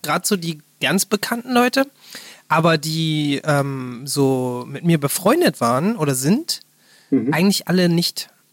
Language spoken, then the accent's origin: German; Berlin, Germany; ich bin halt da in der Nähe vom Olympiastadion groß geworden